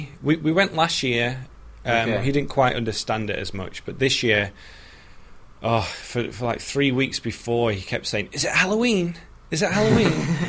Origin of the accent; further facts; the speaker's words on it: United Kingdom; moved away as an adult; now in United States; as a Brit